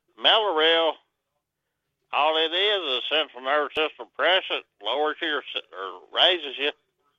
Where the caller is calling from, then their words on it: Arkansas, United States; Southwest Arkansas.